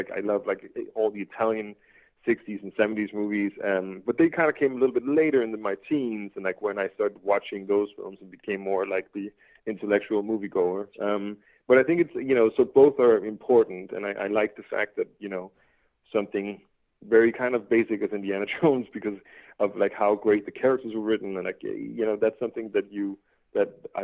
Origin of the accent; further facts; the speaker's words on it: Denmark; I'm from Denmark